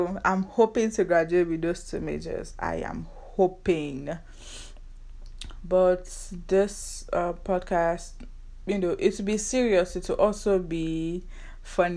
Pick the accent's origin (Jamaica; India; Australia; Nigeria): Nigeria; accent: Nigerian; now in United States; I'm Nigerian